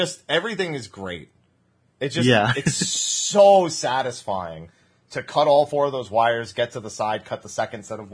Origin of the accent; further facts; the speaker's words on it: United States; I'm the only one from America